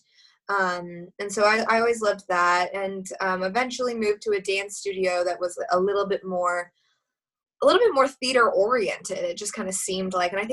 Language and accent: English; Fairway, Kansas, United States; moved away; I grew up in Kansas City, not literal Kansas City, but I guess it was Mission Woods or Fairway that I mostly grew up in.